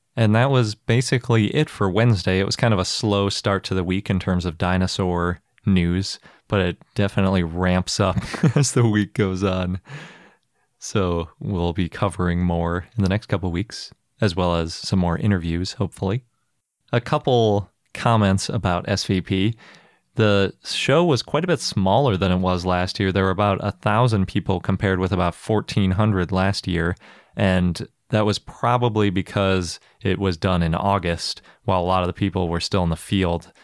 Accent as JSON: {"language": "English", "town": "Milwaukee", "region": "Wisconsin", "country": "United States", "tie": "born or raised there", "said": "my hometown museum"}